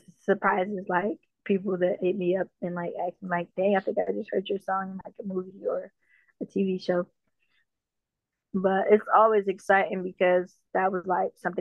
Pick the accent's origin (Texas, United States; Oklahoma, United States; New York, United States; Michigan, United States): Michigan, United States; Detroit; also born or lived in Jamaica; I grew up in Detroit